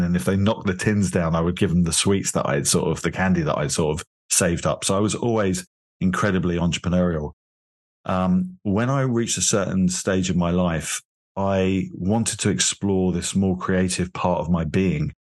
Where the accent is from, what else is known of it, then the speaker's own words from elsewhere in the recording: London, United Kingdom; moved away as an adult; now in Miami, United States; I'm originally from London, from England